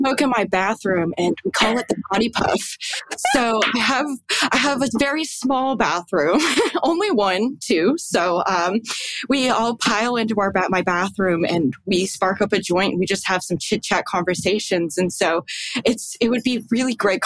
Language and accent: English; Barrie, Ontario, Canada; I was born and raised in Barrie, Ontario, Canada